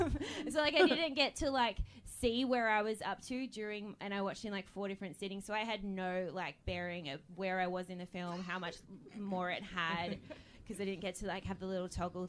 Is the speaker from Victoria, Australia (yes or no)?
no; Central Coast, New South Wales, Australia; now in Sydney, Australia; I'm from the Central Coast up in near Sydney